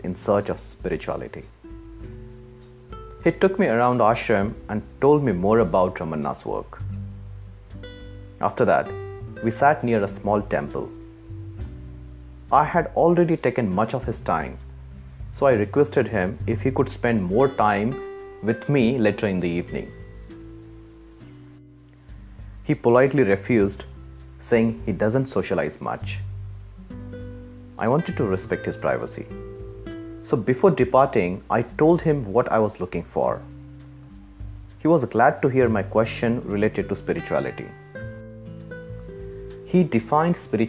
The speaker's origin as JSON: {"language": "English", "country": "India", "tie": "born or raised there", "moved": "yes", "lives_now": "Australia", "said": "I was born in India"}